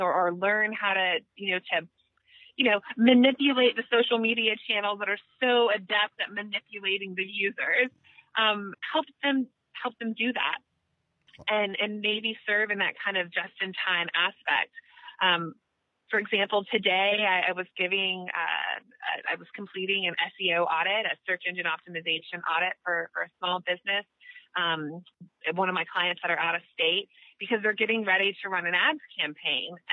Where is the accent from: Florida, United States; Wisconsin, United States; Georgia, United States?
Florida, United States; Tallahassee; I was expelled from Lincoln High School here in Tallahassee. And I joined a dropout prevention program at Rickards High School